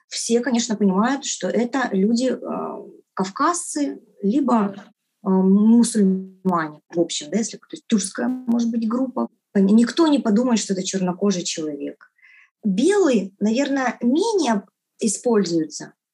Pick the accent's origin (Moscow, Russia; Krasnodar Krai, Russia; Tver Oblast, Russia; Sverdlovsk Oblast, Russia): Krasnodar Krai, Russia; Novorossiysk; Я из Новороссийска, Краснодарского края.